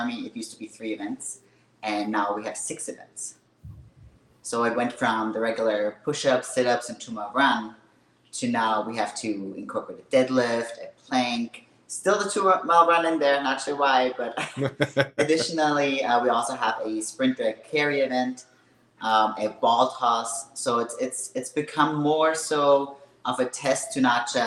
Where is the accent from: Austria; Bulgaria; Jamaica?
Austria; English is a second language; moved away as an adult; also born or lived in Hawaii; now in Kentucky, United States; I was actually born and raised in Austria. Spent 19 years of my life there.